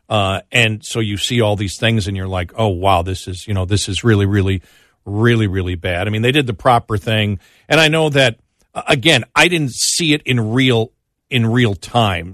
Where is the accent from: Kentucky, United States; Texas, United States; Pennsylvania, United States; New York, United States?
New York, United States; Buffalo; I'm from Buffalo and a fan